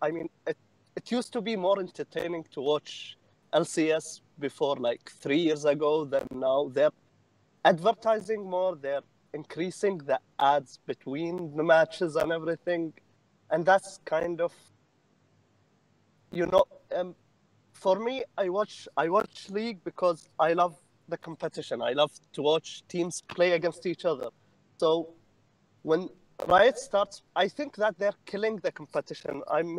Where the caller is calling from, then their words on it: Saudi Arabia; English is a second language; Saudi Arabia.